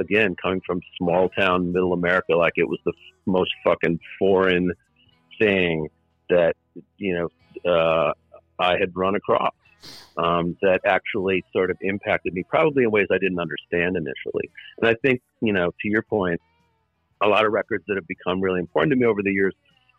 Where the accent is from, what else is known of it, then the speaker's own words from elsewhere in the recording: Stillwater, Minnesota, United States; I'm from a little town in eastern Minnesota, right on the Wisconsin border, about 20 miles from the capital of St. Paul, called Stillwater, Minnesota.